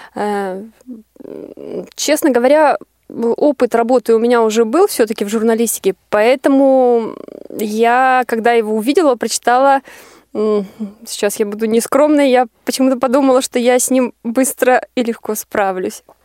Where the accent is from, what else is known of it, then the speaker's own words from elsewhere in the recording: Arkhangelsk, Arkhangelsk Oblast, Russia; moved away as an adult; я приехала из Архангельска